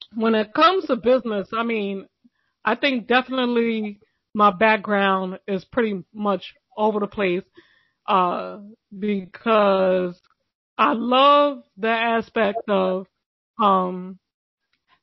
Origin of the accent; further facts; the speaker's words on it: New York City, New York, United States; I'm from Brooklyn.